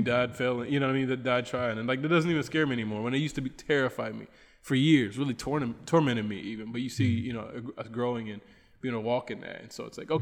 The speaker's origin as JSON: {"language": "English", "country": "United States", "moved": "as an adult", "lives_now": "Bolivia", "said": "I'm from the United States"}